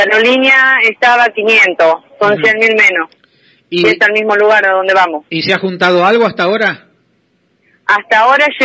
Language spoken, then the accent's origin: Spanish; Chivilcoy, Buenos Aires Province, Argentina; Somos de Chivilcoy, sí, provincia de Buenos